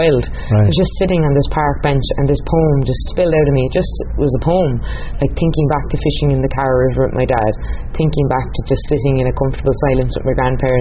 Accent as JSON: {"language": "English", "country": "Ireland", "said": "an Irish woman in my 20s"}